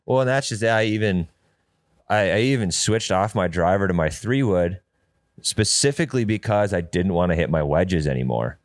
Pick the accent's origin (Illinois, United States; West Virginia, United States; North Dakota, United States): North Dakota, United States; moved away; also born or lived in Arizona; I'm from North Dakota